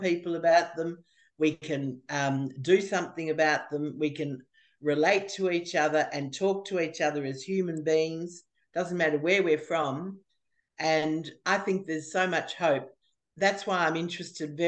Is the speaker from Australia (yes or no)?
yes; Australia; I'm from Australia